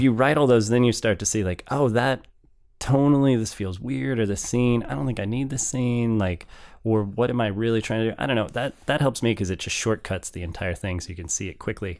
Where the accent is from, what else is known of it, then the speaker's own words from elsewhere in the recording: St. Louis, Missouri, United States; Being from Saint Louis